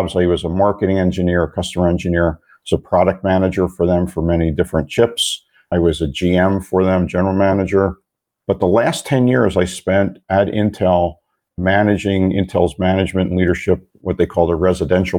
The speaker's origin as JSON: {"language": "English", "town": "Philadelphia", "region": "Pennsylvania", "country": "United States", "tie": "born or raised there", "moved": "as an adult", "lives_now": "Phoenix, United States", "said": "I was born and raised in the Philadelphia area"}